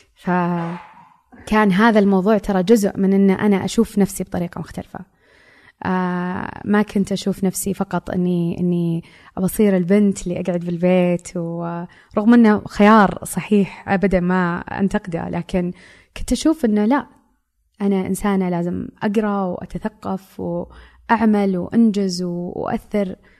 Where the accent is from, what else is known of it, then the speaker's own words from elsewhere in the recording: Saudi Arabia; هويتي كمرأة سعودية